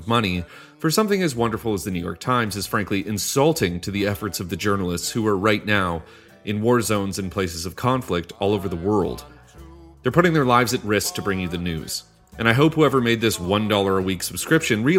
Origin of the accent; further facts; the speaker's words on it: Canada; Despite me being Canadian